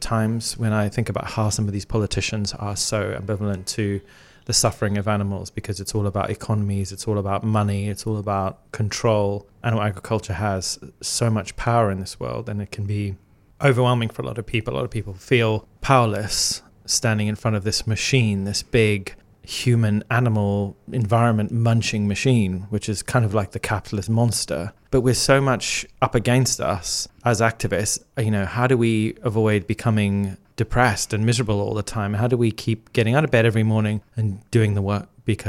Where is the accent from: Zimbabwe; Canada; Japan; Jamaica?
Zimbabwe; I grew up in Zimbabwe in Africa, and I used to lie on the grass, look up at the Milky Way.